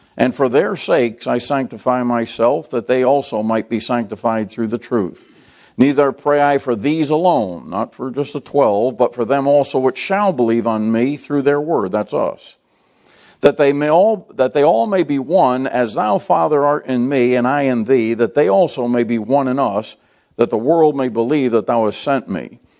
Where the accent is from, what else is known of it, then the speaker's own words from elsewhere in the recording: United States; American Christians